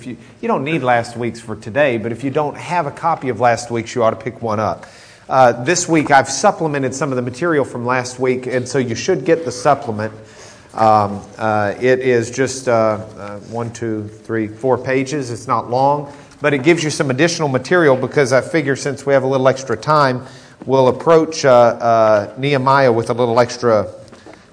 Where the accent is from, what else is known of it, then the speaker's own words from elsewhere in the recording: Lubbock, Texas, United States; moved away; we grew up in Lubbock